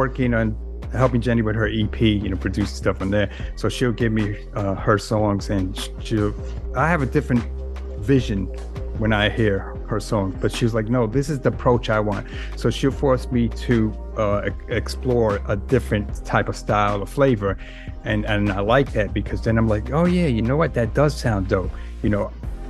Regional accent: New York City, New York, United States; I'm all city. I don't know if you know that term, but, you know, I lived in all the boroughs except Staten Island, which really isn't the borough of New York. But I grew up in the Bronx

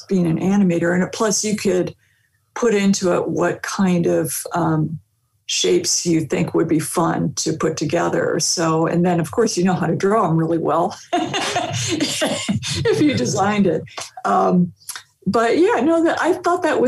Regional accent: Torrance, California, United States; I'm from Torrance, California

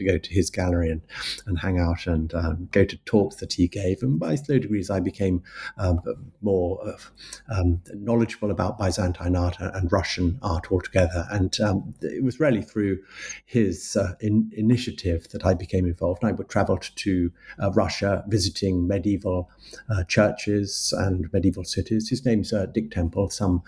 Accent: London, United Kingdom; I'm a Londoner. I was born in London, and I've lived in London for most of my life, with a little foray into the countryside in my teenage years.

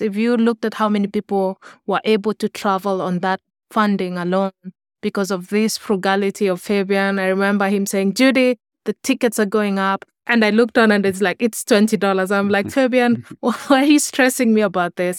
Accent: Kenya; moved away as an adult; now in United States; I grew up in Kenya

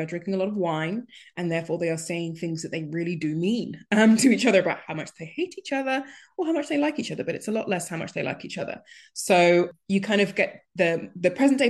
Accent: Nigeria; being Nigerian

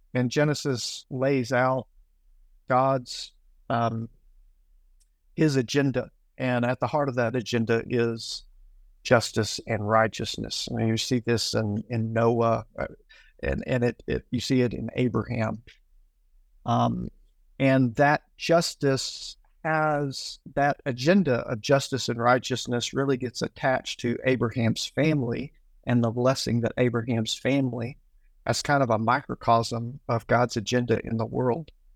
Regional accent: Tennessee, United States; moved away as an adult; now in Accra, Ghana; I grew up in Tennessee

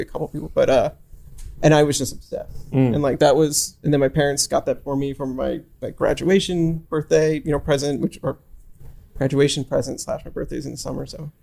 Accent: New York City, New York, United States; we grew up in New York City, didn't actually own a car

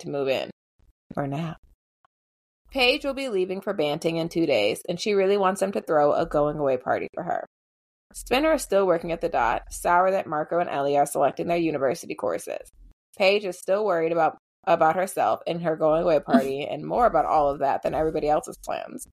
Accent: Canada; as a Canadian

